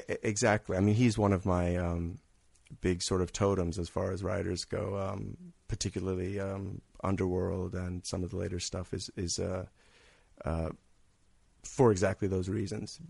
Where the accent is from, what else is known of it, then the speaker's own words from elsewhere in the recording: Redlands, California, United States; also born or lived in New York City; I'm from California. I'm from, uh, Redlands, California, actually